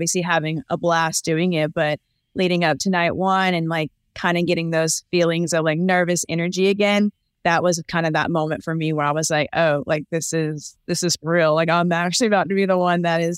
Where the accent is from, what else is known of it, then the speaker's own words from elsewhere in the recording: the South, United States; now in Charlotte, United States; I'm obviously from the South, so I'm used to like the small town feel